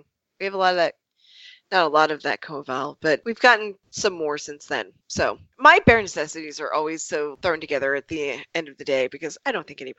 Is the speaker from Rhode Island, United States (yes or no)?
yes; Portsmouth, Rhode Island, United States; Rhode Island, you know, but I grew up in Portsmouth, and there isn't much of an accent there.